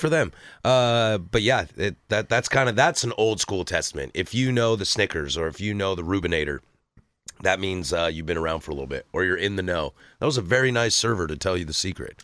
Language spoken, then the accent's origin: English; the Northwest, Pacific Northwest, United States; born and raised in the Northwest